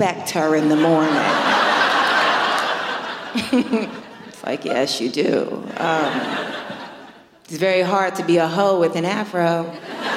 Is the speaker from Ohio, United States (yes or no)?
no; New York, United States; I'm born and raised in New York